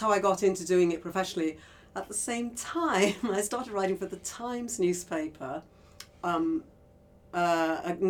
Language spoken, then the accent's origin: English; Liverpool, North West England, United Kingdom; I grew up in Liverpool